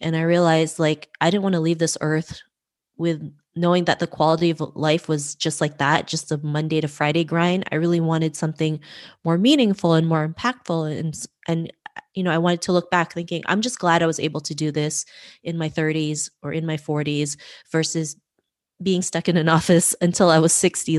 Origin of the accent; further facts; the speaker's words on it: Toronto, Ontario, Canada; growing up in Toronto, Canada